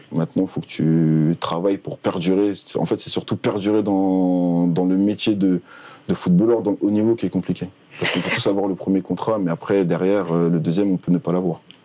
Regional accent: Paris, Île-de-France, France; moved away as an adult; je suis parisien

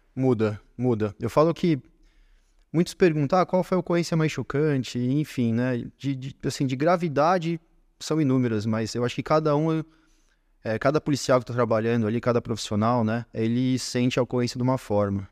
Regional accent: São Paulo, Brazil; aqui na capital, na Zona Norte, onde é, eu fui criado, onde eu nasci

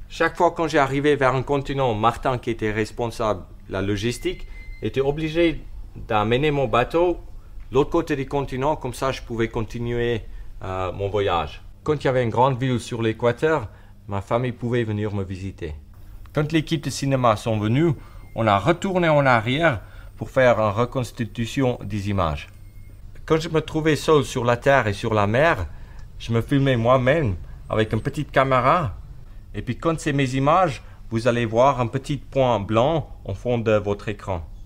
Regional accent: Johannesburg, Gauteng, South Africa; now in Switzerland; Je suis né en 1966 à Johannesburg, en Afrique du Sud. Aujourd'hui, je vis en Suisse

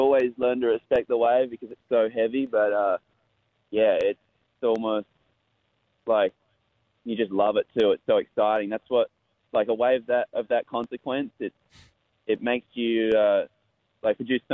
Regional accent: Western Australia, Australia; I grew up in Western Australia, where the waves are really heavy

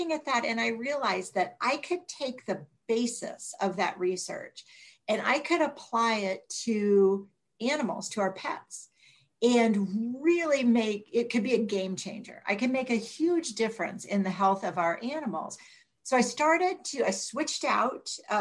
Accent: Northeastern Ohio, United States; I grew up in Northeastern Ohio

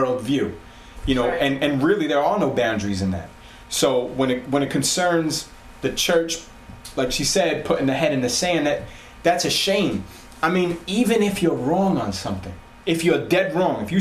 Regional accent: New York City, New York, United States; we're from Staten Island

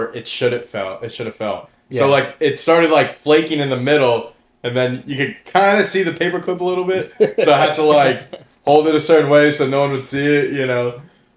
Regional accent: Florida, United States; we were born and raised in Florida

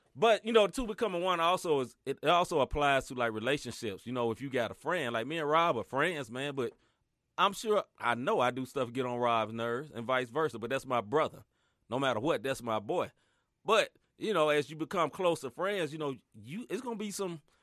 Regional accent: Memphis, Tennessee, United States; now in St. Louis, United States; I'm originally from Memphis

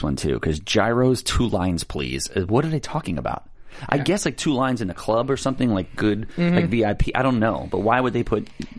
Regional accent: New York, United States; I'm from New York.

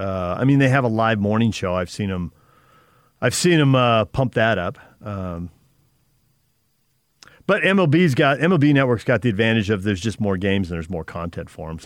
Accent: San Diego, California, United States; now in Utah, United States; I grew up in San Diego

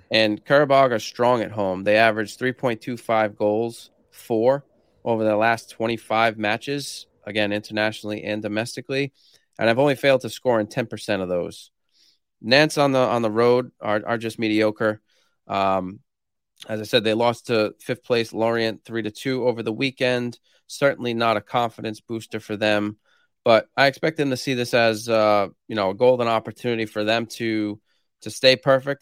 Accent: Rhode Island, United States; I'm from Rhode Island, which is the smallest state in the U S

